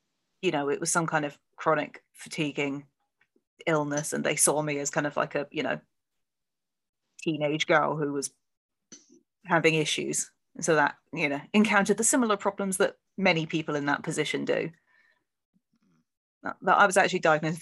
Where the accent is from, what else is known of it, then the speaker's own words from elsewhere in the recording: Plymouth, South West England, United Kingdom; I grew up in Plymouth